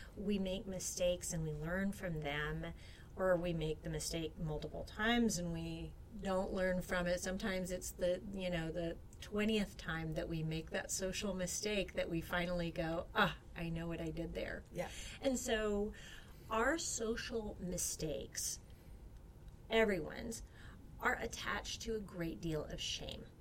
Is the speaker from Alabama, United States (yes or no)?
yes; Alabama, United States; my home state